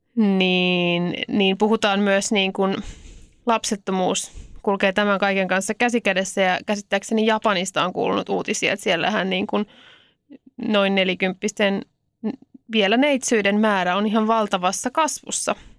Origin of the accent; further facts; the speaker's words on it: Helsinki, Uusimaa, Finland; mä oon helsinkiläinen